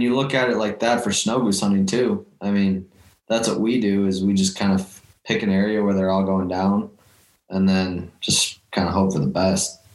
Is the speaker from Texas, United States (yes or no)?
no; Lakeville, Minnesota, United States; also born or lived in Mankato; I'm originally from Lakeville